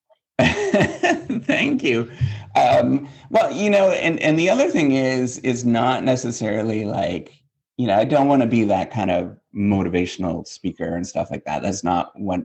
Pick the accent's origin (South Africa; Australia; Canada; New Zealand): Canada; north of International Falls, Minnesota, northwestern Ontario; moved away as an adult; now in United States; I'm totally Canadian, born and raised